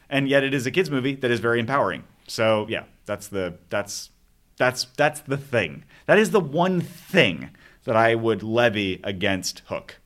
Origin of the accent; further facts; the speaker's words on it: Arizona, United States; I grew up in Arizona.